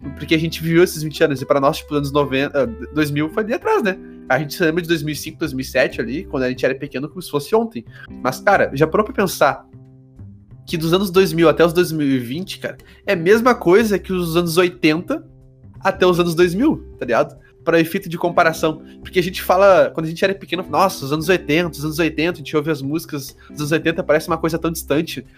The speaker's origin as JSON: {"language": "Portuguese", "town": "Porto Alegre", "region": "Rio Grande do Sul", "country": "Brazil", "said": "eu sou de Porto Alegre"}